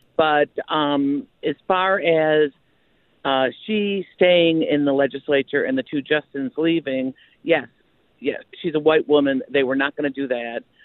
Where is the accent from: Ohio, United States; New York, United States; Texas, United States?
New York, United States; moved away as an adult; now in Tennessee, United States; I'm originally a New Yorker